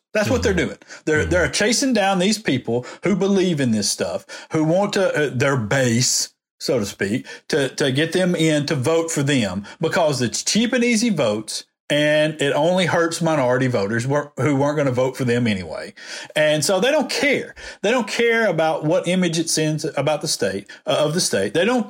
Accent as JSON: {"language": "English", "region": "the South", "country": "United States", "said": "this is my heritage. I'm from the South."}